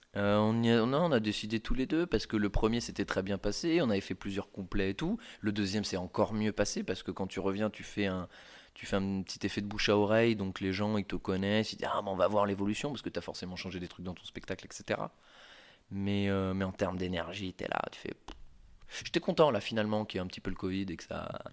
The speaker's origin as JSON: {"language": "French", "town": "Poitiers", "region": "Nouvelle-Aquitaine", "country": "France", "moved": "as an adult", "lives_now": "Paris, France", "said": "je viens de Poitiers, un petit pro, provincial qui arrive comme ça"}